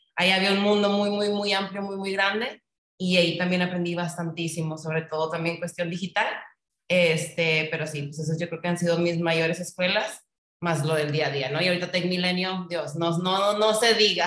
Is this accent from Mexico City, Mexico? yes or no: no; Monterrey, Nuevo León, Mexico; soy regia 100%